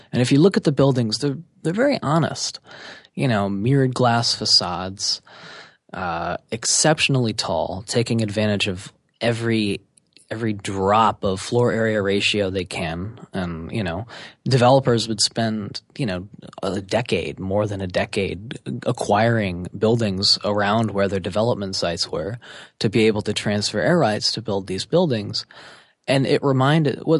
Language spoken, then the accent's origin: English; New York City, New York, United States; So I grew up in New York City. I grew up specifically in Manhattan, moving around a lot.